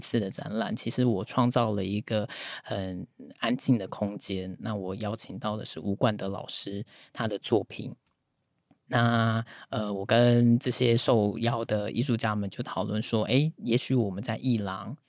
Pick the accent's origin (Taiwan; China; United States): Taiwan; Taipei; moved away; 我是台北人